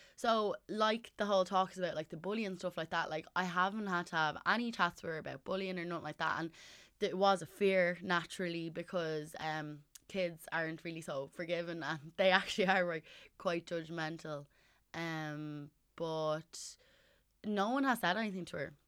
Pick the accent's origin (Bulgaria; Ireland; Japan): Ireland; also born or lived in Southside; I'm from North Side, but I was living on South Side.